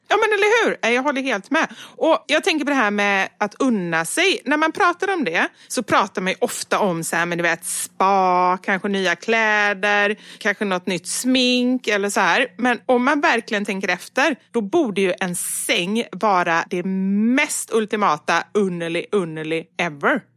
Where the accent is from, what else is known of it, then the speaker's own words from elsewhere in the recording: Gothenburg, Västra Götaland, Sweden; accent: göteborgska; jag pratar mer göteborgska när jag pratar med dig